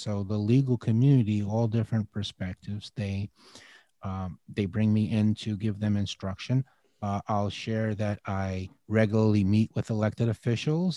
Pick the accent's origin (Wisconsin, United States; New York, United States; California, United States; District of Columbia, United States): New York, United States; Peekskill; I was living in Peekskill. It's in, in Westchester County, New York